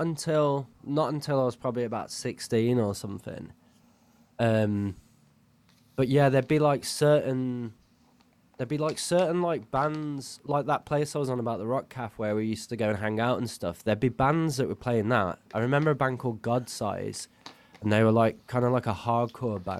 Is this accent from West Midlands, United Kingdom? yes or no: yes; Halesowen, West Midlands, United Kingdom; now in Leeds, United Kingdom; I'm from a place called Hale Zoan